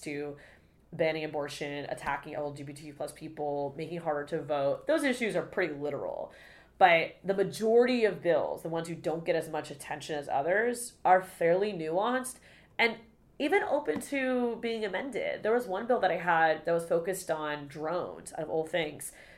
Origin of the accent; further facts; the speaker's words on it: Florida, United States; growing up in Florida